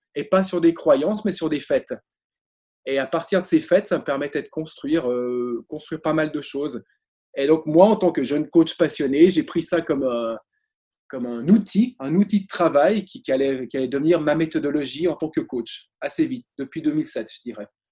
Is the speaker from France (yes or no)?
no; Switzerland; Je suis suisse